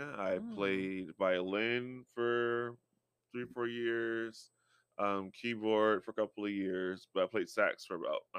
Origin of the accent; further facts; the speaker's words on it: Texas, United States; also born or lived in Connecticut / Indiana; I was born in Hartford, Connecticut, and I grew up. And I split time in Indiana and Texas equally.